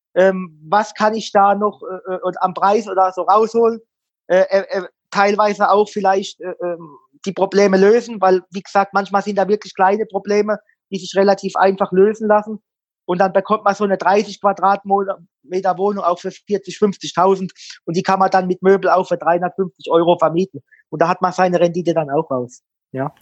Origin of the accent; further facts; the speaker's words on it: Mannheim, Baden-Württemberg, Germany; Ich bin ja ein gebürtiger Mannheimer